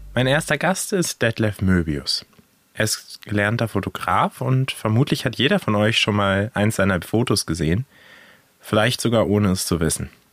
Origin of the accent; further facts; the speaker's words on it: Northern Germany, Germany; als Norddeutscher